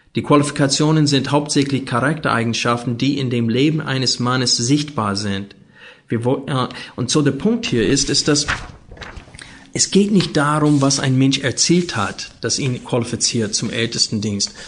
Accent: Arkansas, United States; German is a second language; moved away; Ich bin aufgewachsen in Arkansas, neben Texas und in diese Bible Belt.

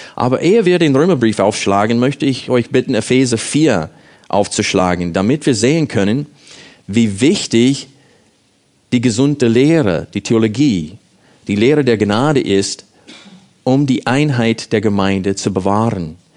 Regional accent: United States; German is a second language; moved away as an adult; now in Germany; ich als Amerikaner hier in Deutschland wohne

